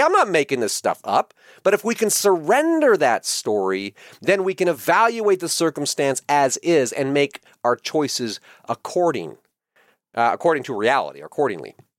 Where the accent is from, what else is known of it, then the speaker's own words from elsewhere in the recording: United States; I am an American. And that means that I was born free. I was born in a free country